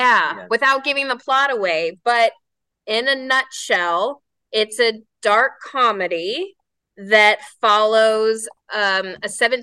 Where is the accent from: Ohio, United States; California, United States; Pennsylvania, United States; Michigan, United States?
California, United States; Riverside; also born or lived in Long Beach, California / Temecula, California; I was born in Long Beach, but pretty much raised in Riverside. So Riverside's okay. Like my hometown.